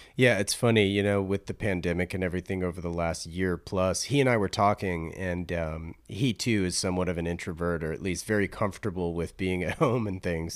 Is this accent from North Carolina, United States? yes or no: yes; North Carolina, United States; I grew up in North Carolina